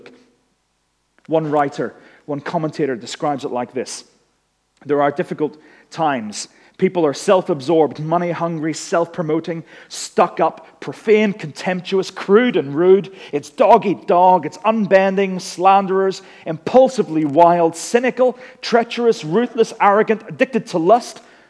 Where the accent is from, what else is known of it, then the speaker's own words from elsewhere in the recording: Northern Ireland, United Kingdom; moved away as an adult; we went back home to Northern Ireland. Some people knew that because they could tell that my accent had been recharged.